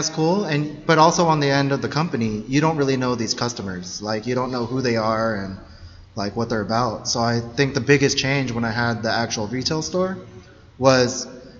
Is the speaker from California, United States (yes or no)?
yes; Chula Vista, California, United States; I'm from Chula Vista